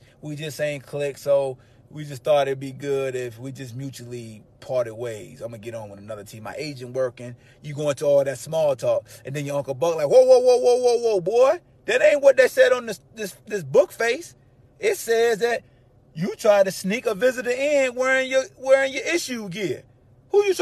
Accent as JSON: {"language": "English", "town": "Hampton", "region": "Virginia", "country": "United States", "moved": "yes"}